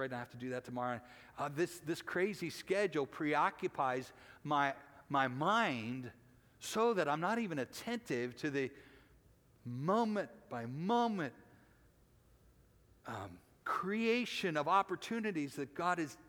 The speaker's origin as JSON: {"language": "English", "country": "United States", "said": "as American Christians"}